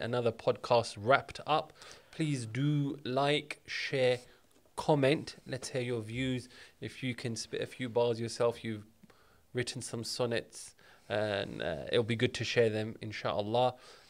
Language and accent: English; London, United Kingdom; I'm from London, yeah. South London, actually.